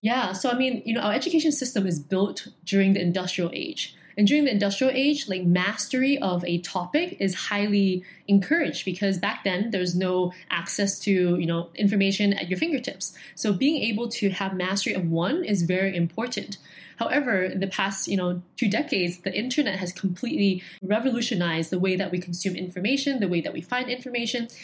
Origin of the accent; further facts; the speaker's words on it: Hong Kong; being born and raised in Hong Kong